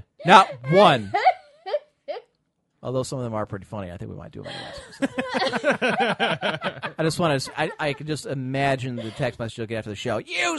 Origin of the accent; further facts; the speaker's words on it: United States; I'm from America.